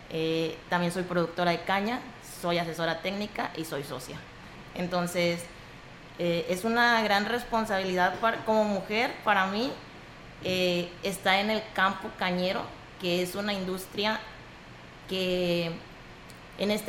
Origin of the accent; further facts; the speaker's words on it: San Luis Potosí, Mexico; now in Tamaulipas, Mexico; emigrar a otro estado para tener mejores oportunidades de estudio. Y en este caso me abrazó Tamaulipas, hoy me siento tamaulipeca, pero mis orígenes son San Luis Potosí.